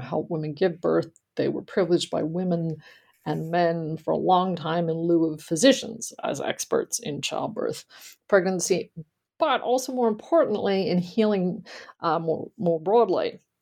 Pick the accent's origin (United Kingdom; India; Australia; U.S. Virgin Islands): Australia; moved away; I grew up in Australia and I attended college there.